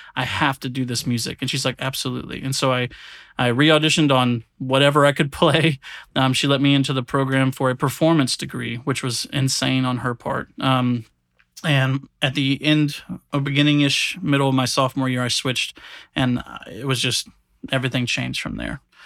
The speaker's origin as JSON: {"language": "English", "town": "Williston", "region": "Florida", "country": "United States", "tie": "born or raised there", "moved": "as an adult", "said": "I'm from a really small country town in Florida. It's called Williston"}